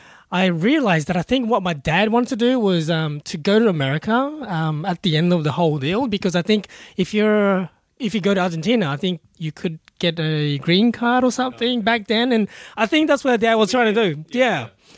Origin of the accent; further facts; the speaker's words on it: Brisbane, Queensland, Australia; now in Melbourne, Australia; No, actually, our family lives in Brisbane. So, I grew up in Brisbane. I only moved to Melbourne about 6 years ago.